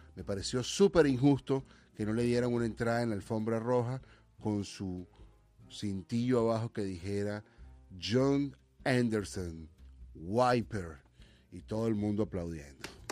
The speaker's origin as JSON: {"language": "Spanish", "country": "Venezuela", "moved": "yes", "lives_now": "United States", "said": "como venezolano"}